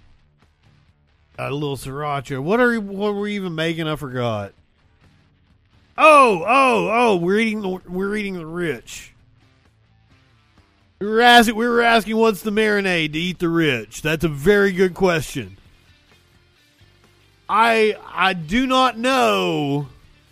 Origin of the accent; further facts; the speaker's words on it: Appalachia, United States; I'm from Appalachia